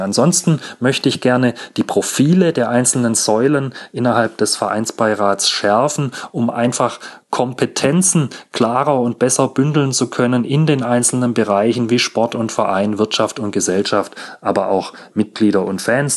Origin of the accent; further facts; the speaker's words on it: Stuttgart, Baden-Württemberg, Germany; geboren und aufgewachsen in Stuttgart